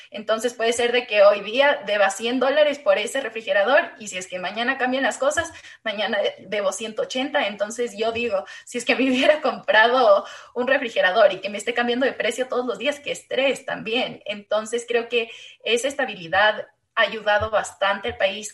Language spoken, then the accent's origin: Spanish; Ecuador; also born or lived in Chile